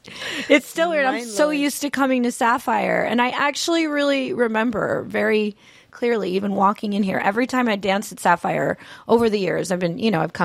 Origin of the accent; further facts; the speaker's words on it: New Jersey, United States; moved away; I'm from New Jersey